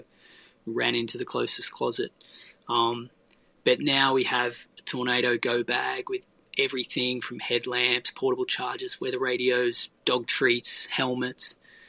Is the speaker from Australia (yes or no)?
yes; Australia; now in Nashville, United States; As an Aussie